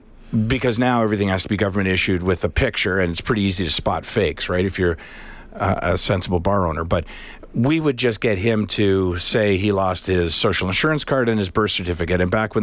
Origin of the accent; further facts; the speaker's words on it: Alberta, Canada; My 2 cents, born and raised in Alberta, spent 2 years in Spain.